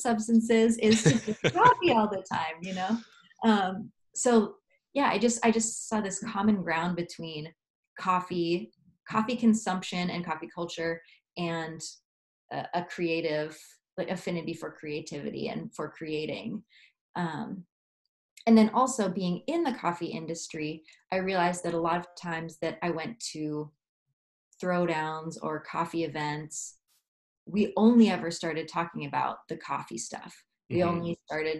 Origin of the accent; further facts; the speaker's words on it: United States; I'm from the United States